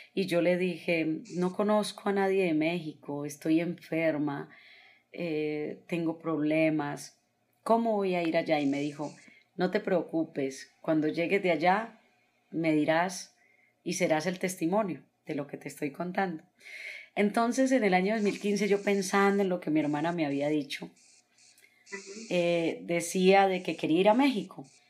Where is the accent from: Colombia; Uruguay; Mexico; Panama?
Colombia; Sabanalarga, Antioquia; moved away; also born or lived in Medellín; Vendía tamales en Sabana Larga, Antioquia, para ayudarle a mi madre